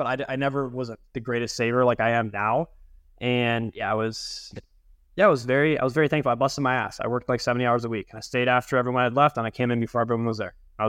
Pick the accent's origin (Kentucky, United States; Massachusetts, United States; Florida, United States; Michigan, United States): Michigan, United States; Grosse Ile; also born or lived in Miami; And then Michigan in the last 16 years. So like Groseal, 30 miles south of Detroit, a little island.